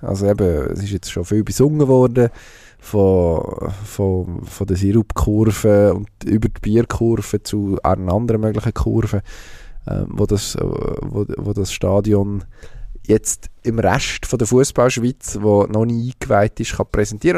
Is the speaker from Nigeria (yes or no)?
no; Switzerland; als Schweizer